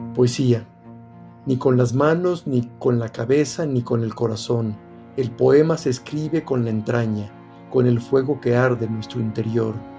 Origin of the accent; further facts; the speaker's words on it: Tequila, Jalisco, Mexico; yo siendo de pueblo, que crecí en Tequila